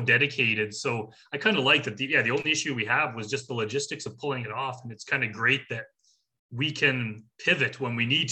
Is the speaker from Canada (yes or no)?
yes; Canada; we're Canadian